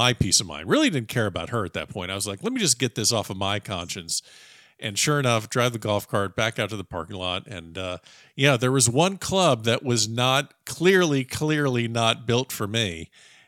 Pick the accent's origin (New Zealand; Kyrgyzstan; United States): United States; Florida; I grew up in Florida